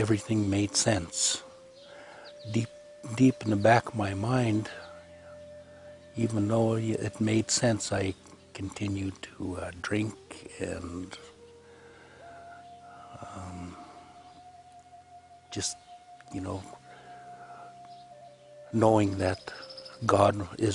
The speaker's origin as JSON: {"language": "English", "town": "Kelowna", "region": "British Columbia", "country": "Canada", "tie": "born or raised there", "also_born_or_lived": "Oroville, Washington", "said": "I'm from the West Bank First Nation reservation. And I was born in Kelowna, British Columbia, Canada"}